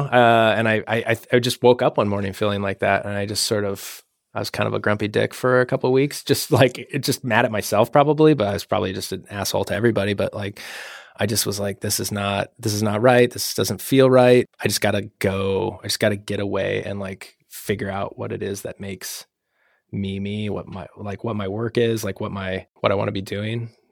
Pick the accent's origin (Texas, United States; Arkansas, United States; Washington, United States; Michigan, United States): Washington, United States; moved away; also born or lived in Idaho; I'm from Washington State originally